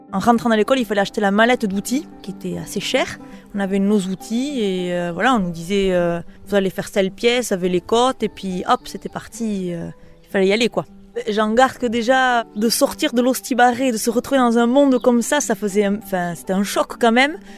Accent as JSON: {"language": "French", "town": "Bunus", "region": "Nouvelle-Aquitaine", "country": "France", "also_born_or_lived": "Baigorri", "said": "je suis euh, de Bunus et j'ai monté euh, mon atelier de bijouterie joaillerie à Baigori"}